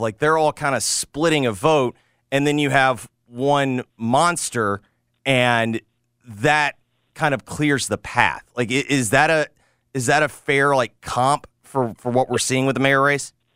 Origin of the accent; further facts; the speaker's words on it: Memphis, Tennessee, United States; someone who grew up here